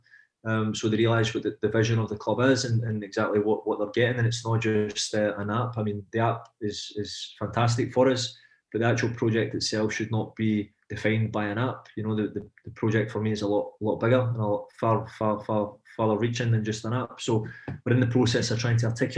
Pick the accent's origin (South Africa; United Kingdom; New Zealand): United Kingdom; Glasgow, Scotland; moved away as an adult; now in Paris, France; I'm from Pollock, from Glasgow, I live in Paris